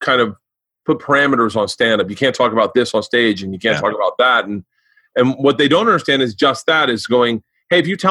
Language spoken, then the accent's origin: English; Tampa, Florida, United States; moved away; I grew up in Florida